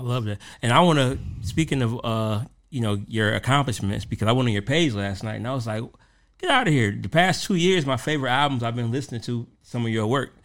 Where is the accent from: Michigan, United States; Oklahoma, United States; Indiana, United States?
Michigan, United States; Detroit; growing up in Detroit